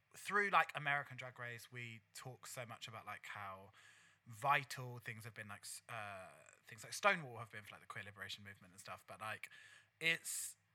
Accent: London, United Kingdom; growing up in the East London drag scene

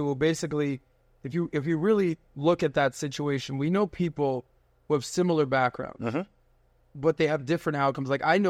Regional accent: Ohio, United States; Like, I'm from Ohio, right? I'm from Ohio.

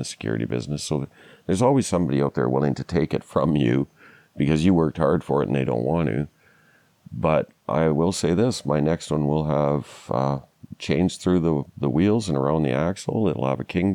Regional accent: Atikokan, Ontario, Canada; now in Kenora, Canada; I was actually born and raised in Northwestern Ontario, a little town called Atikokan.

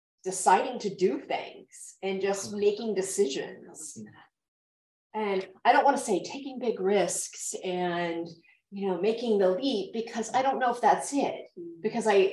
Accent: Daytona Beach, Florida, United States; moved away as an adult; also born or lived in Washington, D.C.; I grew up in Florida. I grew up in Daytona Beach. It was a super fun place to grow up

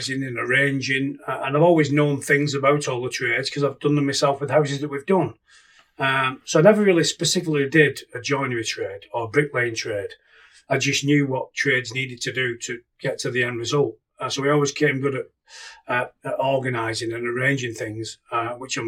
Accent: Keresley, West Midlands, United Kingdom; In Kersley. I've never moved. My parents are still there now. And now I'm living on the same street as them. Always stayed there. Been there since birth.

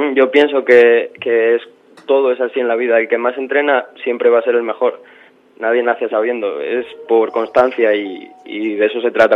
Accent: Gijón, Asturias, Spain; now in Madrid, Spain; Soy de Asturias

